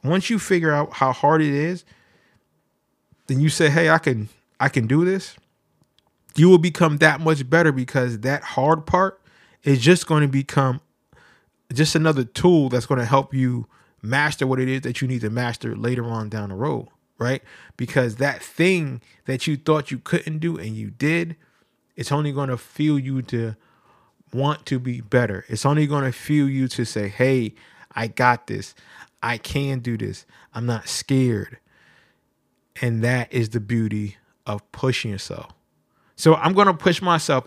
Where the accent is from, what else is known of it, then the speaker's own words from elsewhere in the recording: New Haven, Connecticut, United States; I'm from New Haven, Connecticut